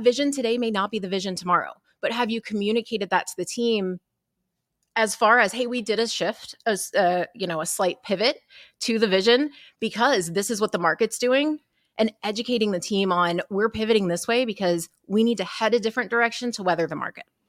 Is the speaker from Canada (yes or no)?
no; Texas, United States; I'm from Texas